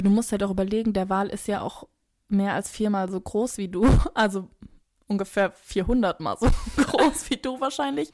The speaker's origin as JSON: {"language": "German", "area": "near Frankfurt", "region": "Hesse", "country": "Germany", "tie": "born or raised there", "said": "wo ich groß geworden bin, ist in der Nähe von Frankfurt, aber schon eher ländlich gelegen oder dörflich"}